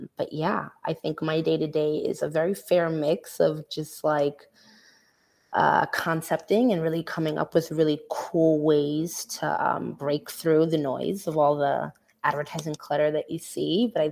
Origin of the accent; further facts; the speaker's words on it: New York City, New York, United States; I'm from Brooklyn, New York, born and raised